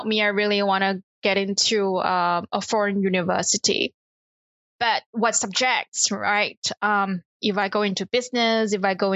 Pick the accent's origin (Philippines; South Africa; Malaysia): Malaysia; Kuala Lumpur; So I was born in Kuala Lumpur in Malaysia, born into a typical middle-class family